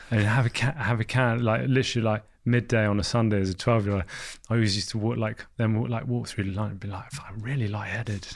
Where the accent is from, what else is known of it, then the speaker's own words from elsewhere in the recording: London, United Kingdom; So I grew up in London.